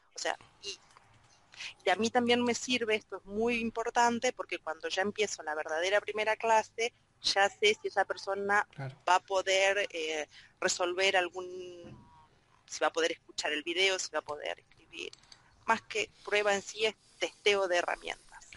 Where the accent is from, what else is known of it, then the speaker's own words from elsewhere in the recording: Argentina; yo también soy argentina